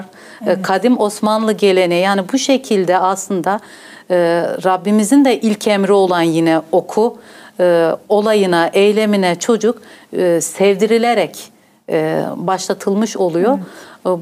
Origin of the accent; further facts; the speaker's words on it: Northern Bavaria, Germany; born or raised there; also born or lived in Gaziantep, Turkey / Hof, Germany